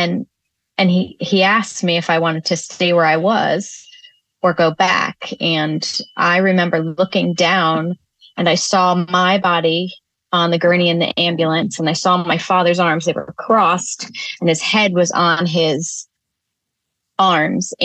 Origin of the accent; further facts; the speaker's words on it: Northern Connecticut, United States; our community church growing up in Northern Connecticut